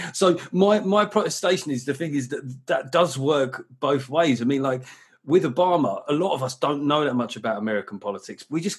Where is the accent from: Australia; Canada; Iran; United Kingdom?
United Kingdom; I love being British, very patriotic about this country